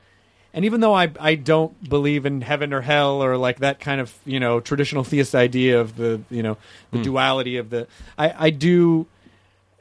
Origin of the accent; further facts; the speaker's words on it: the South, United States; accent: Southern; I grew up in the South.